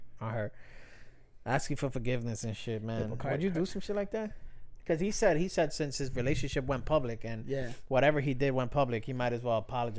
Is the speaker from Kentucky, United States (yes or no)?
no; New York City, New York, United States; Born and raised, my guy. Bronx, New York.